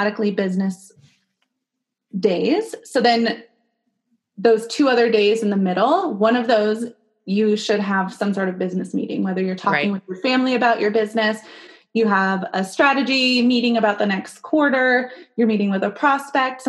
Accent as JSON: {"language": "English", "region": "California", "country": "United States", "moved": "yes", "lives_now": "Arizona, United States", "said": "So I live in Arizona, but I'm from California."}